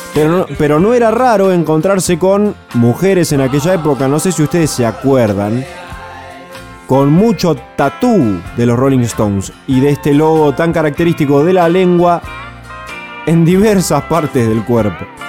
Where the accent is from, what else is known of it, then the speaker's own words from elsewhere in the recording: Argentina; a nosotros como argentinos nos parece ridículo